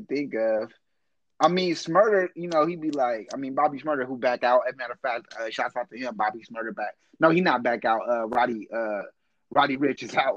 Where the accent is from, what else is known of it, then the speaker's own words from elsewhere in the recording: Oakland, California, United States; I'm from East Oakland